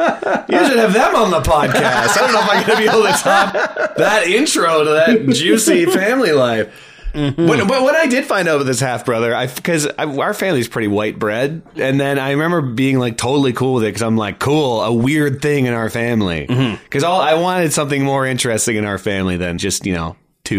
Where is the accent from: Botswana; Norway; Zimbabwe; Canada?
Canada; London, Ontario; born there; So, like, I was born in London, Ontario, which I don't remember at all.